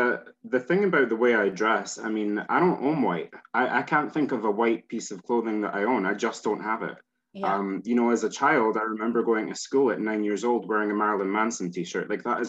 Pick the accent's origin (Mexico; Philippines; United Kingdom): United Kingdom; Scotland; accent: Scottish; Scotland here, I think a lot of people get confused about where I am because I kind of neutralize my accent. There's no point in me speaking Scottish or nobody would know it.